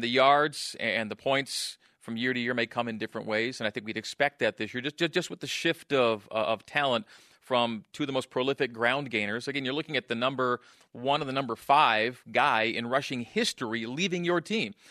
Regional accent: Canada; born or raised there; moved away

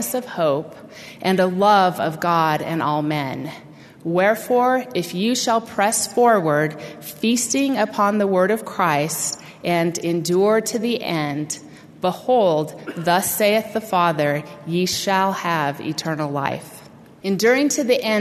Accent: Utah, United States; moved away as an adult; my lifelong home in Utah

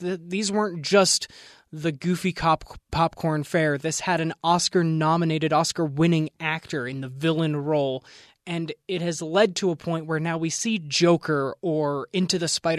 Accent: Pennsylvania, United States; Look, Jeff, I am from Central Pennsylvania. I went to Gobbler's Knob every February the 2nd to see if he saw his shadow or not.

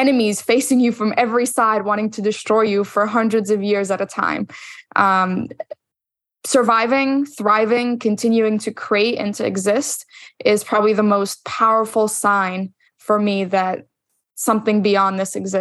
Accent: Egypt; moved away; growing up in the Middle East, growing up in Egypt.

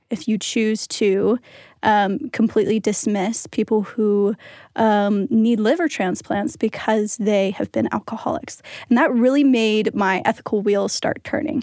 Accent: Pennsylvania, United States; I'm from Pennsylvania

